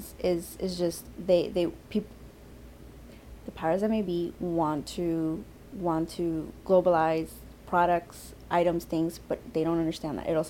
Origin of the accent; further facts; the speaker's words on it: Bolivia; now in New York, United States; I'm from Bolivia